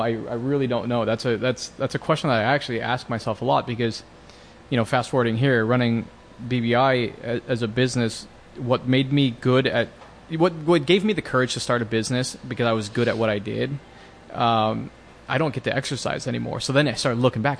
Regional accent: Bellevue, Washington, United States; I grew up in Washington State, up in, you know, the suburbs of Seattle in Bellevue

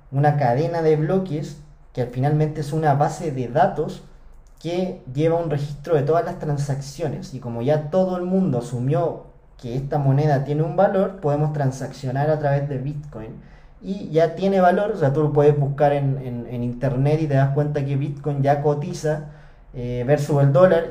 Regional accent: Chile; acá en Chile, en mi país

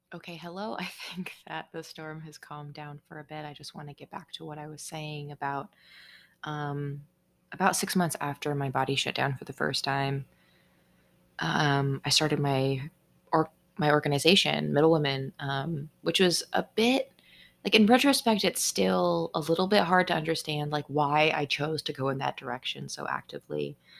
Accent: Seattle, Washington, United States; I'm from the Seattle area in Washington state

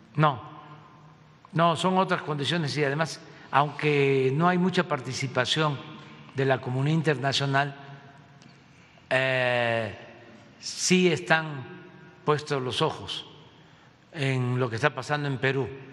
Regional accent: Villahermosa, Tabasco, Mexico; en Villahermosa, en mi tierra

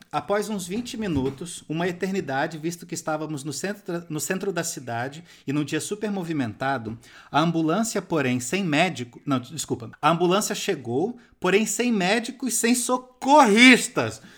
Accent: Rio de Janeiro, Brazil; a minha juventude eu passei em Santa Teresa no Rio de Janeiro

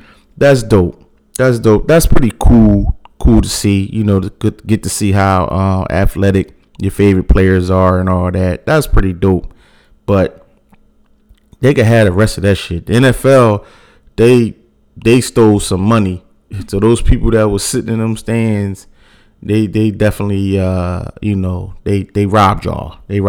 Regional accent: Philadelphia, Pennsylvania, United States; I'm from Philly, born and raised

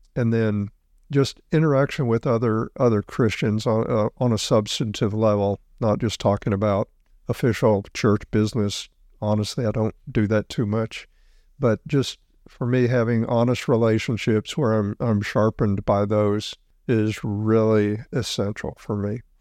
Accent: South Mississippi, United States; I grew up in South Mississippi

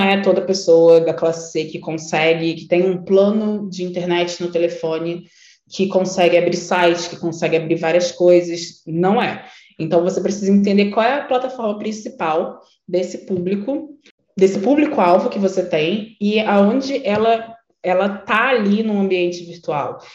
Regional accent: Nilópolis, Rio de Janeiro, Brazil; moved away as an adult; now in São Paulo, Brazil; eu sou uma mulher negra da Baixada Fluminense, que eu nasci em Nilópolis

